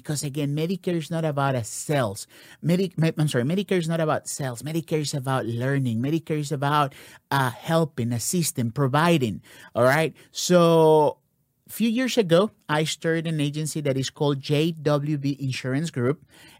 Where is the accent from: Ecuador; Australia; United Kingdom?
Ecuador; I am here from Ecuador.